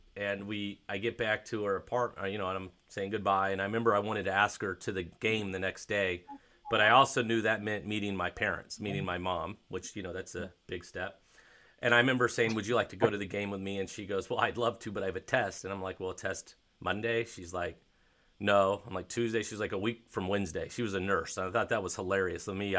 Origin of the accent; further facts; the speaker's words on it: Raleigh, North Carolina, United States; also born or lived in San Jose, California; So I'm originally from San Jose, California. Okay. So the Niners were my team, and when we moved to Raleigh when I was seven.